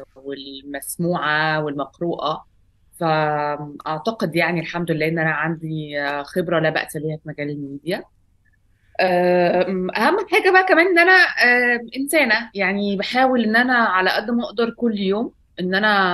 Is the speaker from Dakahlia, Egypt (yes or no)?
no; Alexandria, Alexandria Governorate, Egypt; moved away as an adult; now in Cairo, Egypt; اتربيت في اسكندريه في, في مصر لغايه ما بقى عندي 19 سنه